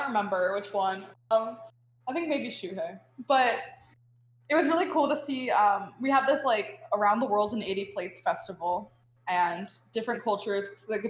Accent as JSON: {"language": "English", "area": "Westchester", "region": "New York", "country": "United States", "also_born_or_lived": "Oswego, New York", "said": "actually, like right outside New York City, you know, you have the whole Westchester. Like half an hour, 40 minutes outside the city"}